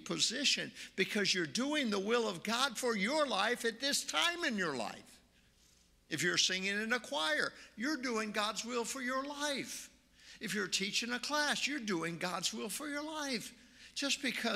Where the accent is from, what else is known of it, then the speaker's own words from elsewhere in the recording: Oregon, United States; also born or lived in Nashville, Tennessee; now in Marion, United States; I'm from Oregon